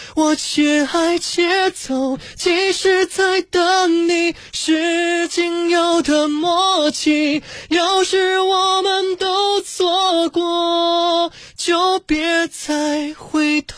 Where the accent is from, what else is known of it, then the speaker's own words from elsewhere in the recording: Yancheng, Jiangsu, China; also born or lived in Xiangshui; 我从我是小时候生下来一个月之后就来到盐城了，因为我爸爸当时在盐城师范学院教过书。